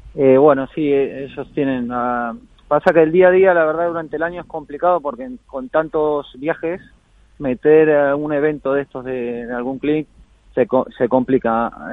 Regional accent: Argentina; now in Spain; me fui a Argentina, estuve ahí más de dos semanas, ahí de vuelta en la, tierra y las raíces y bien, bien con la familia.

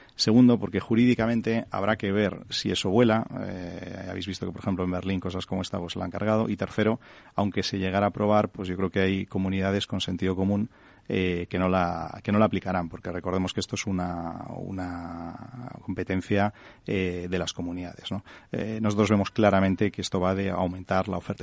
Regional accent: Santander, Cantabria, Spain; soy de Santander

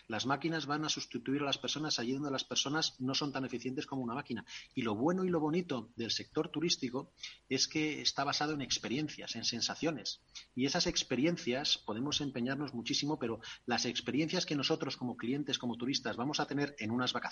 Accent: Castile, Spain; nos entendemos porque ella es tailandesa y yo soy castellano y no tenemos ni papa

